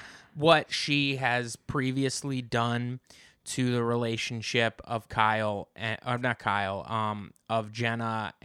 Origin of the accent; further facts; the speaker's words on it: United Kingdom; My storyline is I'm British.